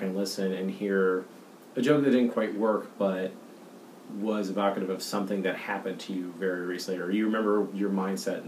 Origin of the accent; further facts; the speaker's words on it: Boston, Massachusetts, United States; I'm from Boston. My mom's from Pittsburgh. My dad's from New Jersey